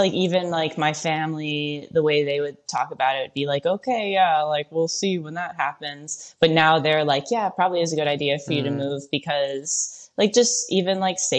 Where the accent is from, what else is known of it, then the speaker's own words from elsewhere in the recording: Michigan, United States; I grew up in Michigan.